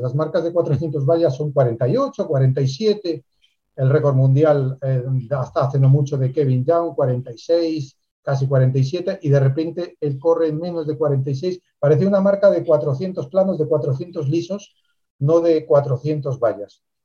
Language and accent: Spanish; Spain; aquí también, en España